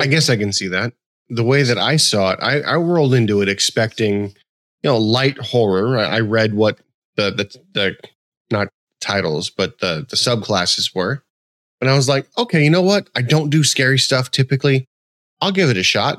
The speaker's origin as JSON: {"language": "English", "region": "West Coast", "country": "United States", "tie": "born or raised there", "moved": "yes", "said": "I grew up on the West Coast."}